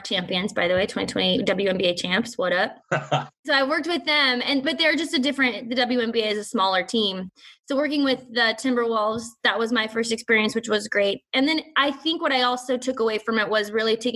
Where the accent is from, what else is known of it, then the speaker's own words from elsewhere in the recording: Montana, United States; moved away; also born or lived in Seattle / Minneapolis; I'm from Montana